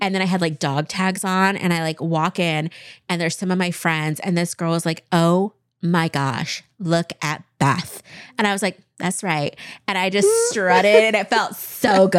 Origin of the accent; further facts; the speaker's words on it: Kennewick, Washington, United States; moved away as an adult; also born or lived in Chicago; growing up in Eastern Washington